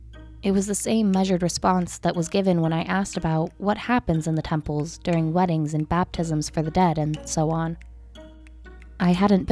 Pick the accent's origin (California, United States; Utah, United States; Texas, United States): Utah, United States; I grew up in Utah, and therefore, during most of my childhood, I was a devout member of the Mormon Church.